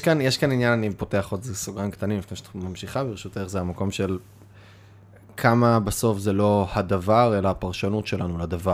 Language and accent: Hebrew; Kiryat Bialik, Haifa District, Israel; now in Tel Aviv, Israel; ששלושתנו גדלנו בקריית ביאליק